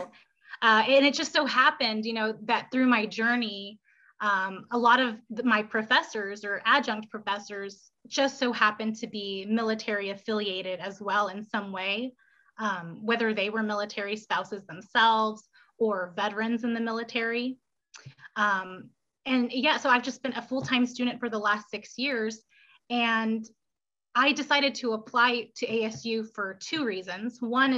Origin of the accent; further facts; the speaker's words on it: Philippines; born there; So I was born and raised in the military. So I was born in the Philippines.